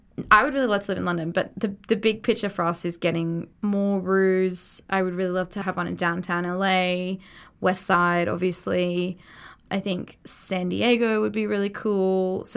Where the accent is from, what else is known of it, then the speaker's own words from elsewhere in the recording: Australia; And helps that we're all Australian.